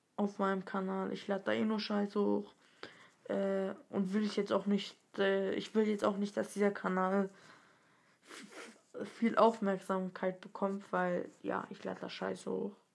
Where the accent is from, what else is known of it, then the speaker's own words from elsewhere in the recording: Stuttgart, Baden-Württemberg, Germany; bin dreizehn Jahre alt, komme aus Stuttgart. Meine Nationalität, also ich bin hier in Deutschland geboren.